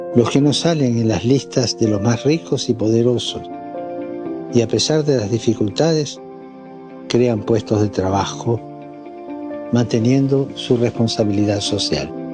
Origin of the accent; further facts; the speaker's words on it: Argentina; moved away; Yo sigo siendo argentino.